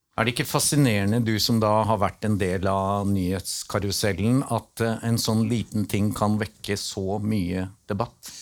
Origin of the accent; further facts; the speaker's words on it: Northern Norway, Norway; Jeg er nordlending